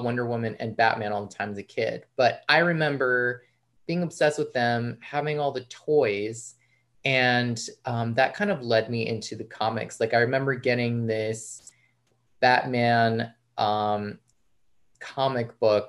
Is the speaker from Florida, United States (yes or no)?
no; outside New York City, United States; I grew up outside New York City in the burbs.